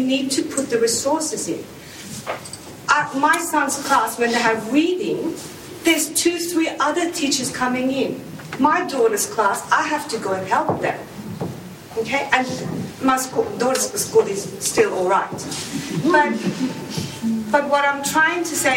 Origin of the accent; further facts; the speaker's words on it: Sweden; moved away as an adult; now in Australia; My background is I'm Armenian, but I grew up in Sweden.